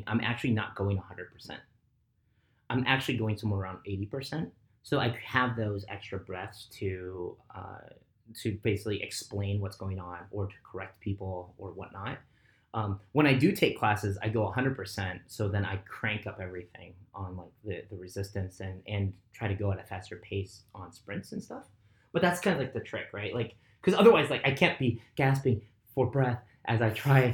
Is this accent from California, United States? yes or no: yes; Southern California, United States; I grew up in SoCal and then just growing up here